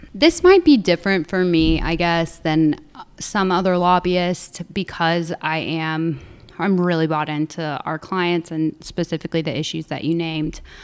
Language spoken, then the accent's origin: English; Southern Illinois, United States; moved away as an adult; I grew up in Southern Illinois, so a very small town of about three thousand folks